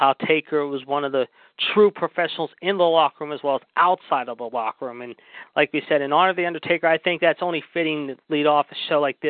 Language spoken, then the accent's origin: English; Pittsburgh, Pennsylvania, United States; my hometown of Pittsburgh